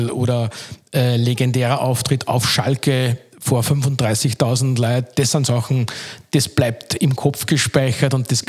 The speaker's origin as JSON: {"language": "German", "town": "Linz", "region": "Upper Austria", "country": "Austria", "said": "als Linzer bist du der Linzer, ja, das ist halt nichts Besonderes, aber ich glaube, das schätzt man dann schon ein bisschen, wenn man mal woanders hin, auch hinkommt."}